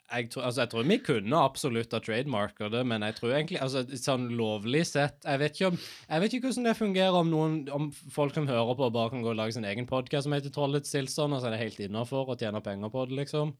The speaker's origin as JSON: {"language": "Norwegian", "country": "Norway", "said": "Jeg er nordmann"}